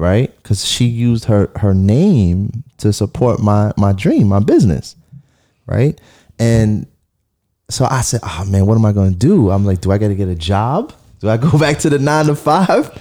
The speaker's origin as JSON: {"language": "English", "town": "New York City", "region": "New York", "country": "United States", "tie": "born or raised there", "said": "I'm a kid from Flatbush. I, I was sharing a, a two bedroom with my sister."}